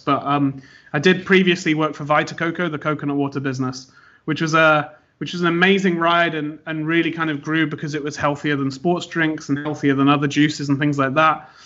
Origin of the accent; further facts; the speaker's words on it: United Kingdom; moved away as an adult; now in United States; I am British, but based in America, running the business over here